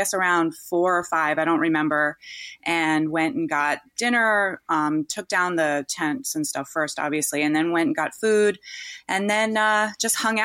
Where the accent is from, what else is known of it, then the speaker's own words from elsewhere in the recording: East Coast, United States; now in California, United States; Even though I grew up on the East Coast, I live in California now